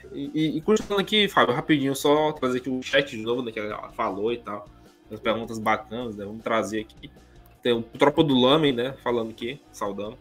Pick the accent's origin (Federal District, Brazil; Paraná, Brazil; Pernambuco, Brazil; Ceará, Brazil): Ceará, Brazil; Fortaleza; Eu, como cearense, o Felipe também, né? A gente é daqui da cidade